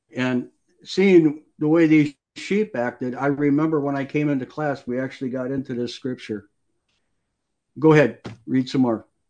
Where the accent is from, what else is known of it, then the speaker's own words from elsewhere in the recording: Wisconsin, United States; I grew up in Wisconsin and I worked on many farms